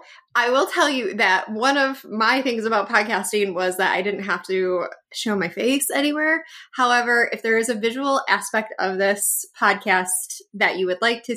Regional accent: Oregon, United States; It's so fun listening to Amanda talk about PNW because I am from Oregon too.

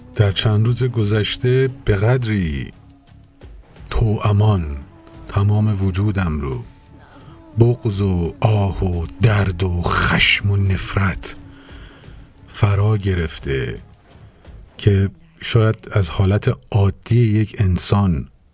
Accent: Iran; moved away; مایی که ده ها هزار کیلومتر با وطنمون فاصله داریم

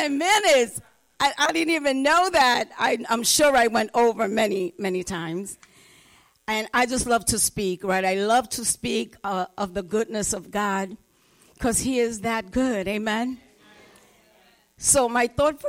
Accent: New York City, New York, United States; I grew up in the Bronx. Grew up in the projects

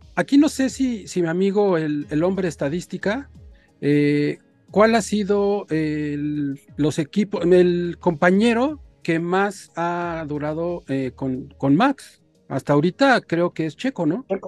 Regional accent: Mexico; nosotros como mexicanos

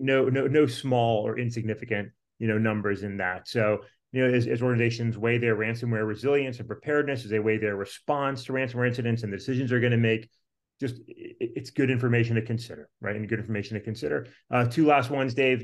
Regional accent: Virginia, United States; out here in my home state, in the Commonwealth of Virginia

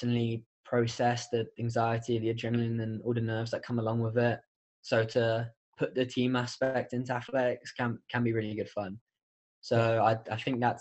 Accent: United Kingdom; now in United States; as a Brit

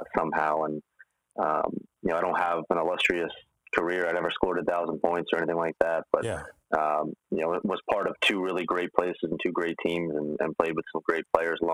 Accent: New York City, New York, United States; I'm from Manhattan

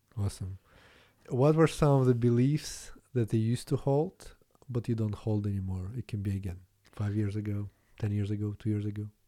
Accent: Latvia; English is a second language; moved away; also born or lived in Canada; I'm not from Russia, so, but Latvia was part of U S S R

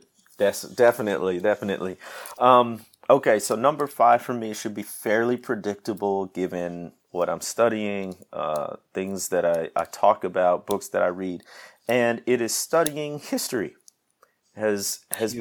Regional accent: Midwest, United States; moved away as an adult; also born or lived in Mississippi Delta; now in Mississippi, United States; I grew up in the Midwest, moved down south, man, 13 years ago now.

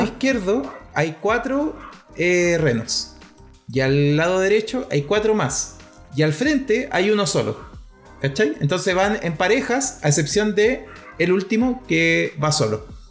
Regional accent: Chile; nosotros como chilenos

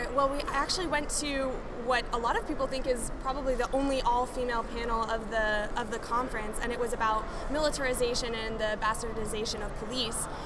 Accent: Albuquerque, New Mexico, United States; I grew up in Albuquerque, New Mexico

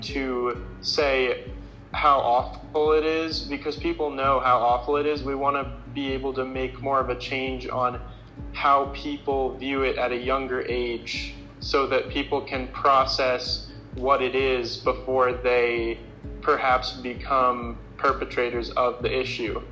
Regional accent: Lafayette, Colorado, United States; also born or lived in Fort Collins, Colorado; I am from Lafayette, Colorado, which is just about an hour south of uh, where I go to school now

